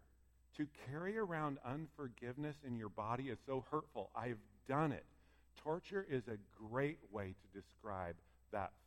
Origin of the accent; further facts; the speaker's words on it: Pleasant Hill, United States; I grew up in Pleasant Hill